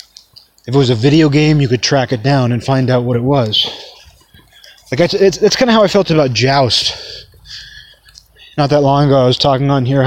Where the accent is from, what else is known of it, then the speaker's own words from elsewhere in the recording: hometown with Juanita Bay Park, Washington, United States; moved away; There was this park in my hometown called Juanita Bay Park